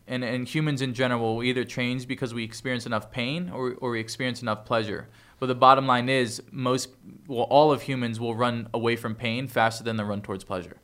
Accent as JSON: {"language": "English", "town": "Toms River", "region": "New Jersey", "country": "United States", "tie": "born or raised there", "also_born_or_lived": "Bayville, New Jersey", "moved": "as an adult", "said": "I grew up in Jersey"}